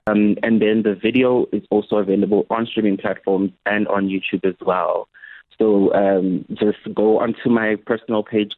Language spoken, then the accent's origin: English; KwaZulu-Natal, South Africa; now in Johannesburg, South Africa; So I am born and bred in KZN, but I am now in Johannesburg.